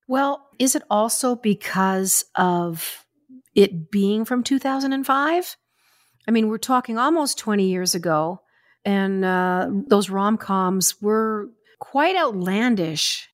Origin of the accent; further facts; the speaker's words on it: Springbank, Alberta, Canada; moved away as an adult; also born or lived in Vancouver; I was from Springbank, Alberta